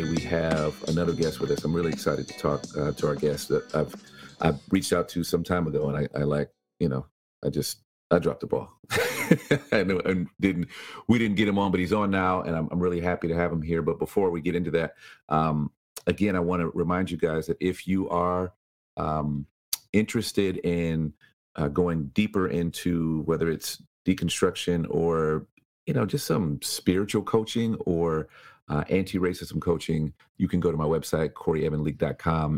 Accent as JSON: {"language": "English", "town": "Chicago", "region": "Illinois", "country": "United States", "tie": "born or raised there", "said": "I was born in Chicago"}